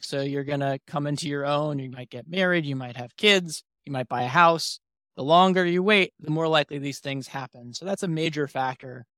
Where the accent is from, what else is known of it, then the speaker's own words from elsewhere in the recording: New York City, New York, United States; moved away as an adult; now in Syracuse, United States; I'm originally from New York City myself, Manhattan specifically